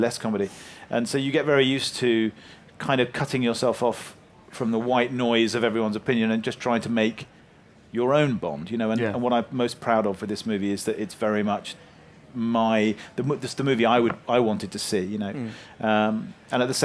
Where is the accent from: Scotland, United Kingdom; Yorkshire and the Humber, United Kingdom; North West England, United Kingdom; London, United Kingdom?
London, United Kingdom; me growing up in North London